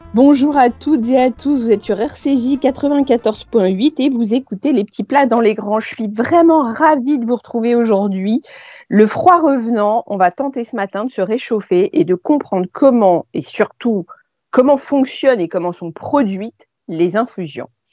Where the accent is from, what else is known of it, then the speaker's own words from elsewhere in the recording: Paris, Île-de-France, France; quand on est parisien